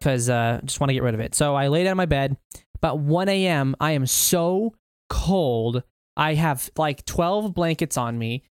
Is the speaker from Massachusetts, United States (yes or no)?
no; Kentucky, United States; also born or lived in Alaska; I actually grew up in T, Kentucky